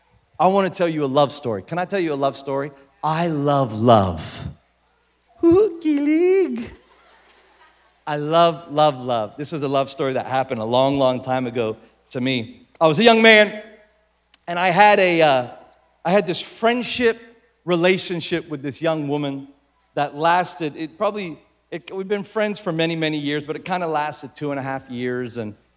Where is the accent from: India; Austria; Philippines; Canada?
Philippines; I grew up in the Philippines. But here's one of the things that I learned about growing up in the Philippines.